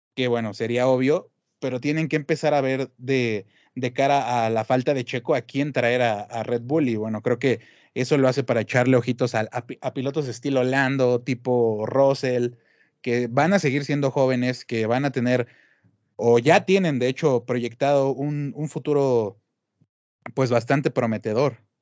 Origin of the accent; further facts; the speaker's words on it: Mexico; como mexicanos